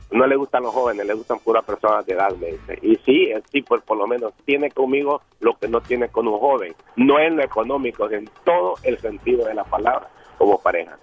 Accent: El Salvador; now in California, United States; soy salvadoreño

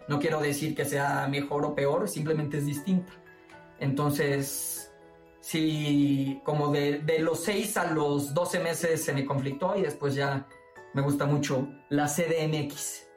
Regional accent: Boca del Río, Veracruz, Mexico; moved away as an adult; now in Mexico City, Mexico; mi pueblito, mi boca del río, Veracruz, su comida, su gente

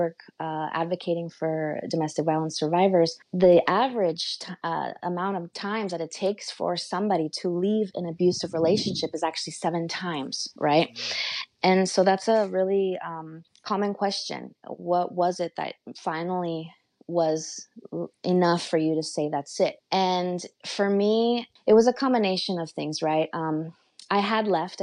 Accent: Los Angeles, California, United States; also born or lived in Stockton, California / Mexico City (grandparents); And then they came back to Los Angeles, and my grandparents helped raise me

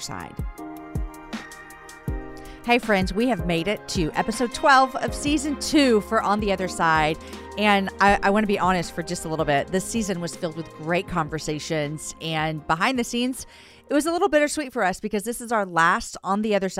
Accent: Austin, Texas, United States; right here in my hometown

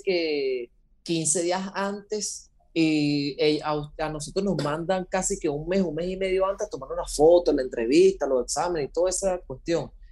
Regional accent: Venezuela; moved away as an adult; now in Costa Rica; soy venezolano, nacido en Venezuela. Hace ya 12 años me vine a Costa Rica junto con mi padre

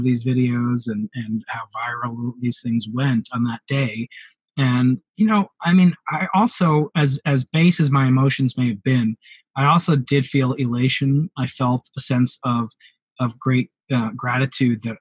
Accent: New York, United States; moved away; the New York Times, my hometown newspaper

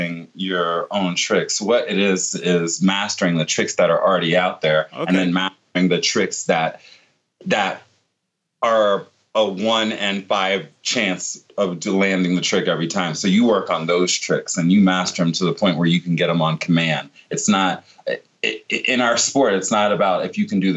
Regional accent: Virginia Beach, Virginia, United States; I grew up in Virginia Beach in Norfolk, Virginia area

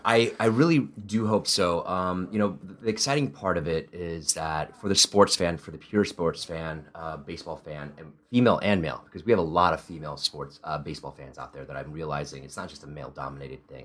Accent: Midwest, United States; first language Italian; English is a second language; also born or lived in Spain / Italy; I grew up in the Midwest

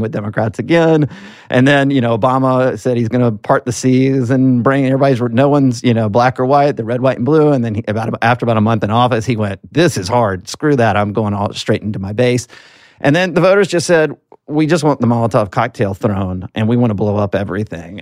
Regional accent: Alabama, United States; as a southerner, I'm from Alabama

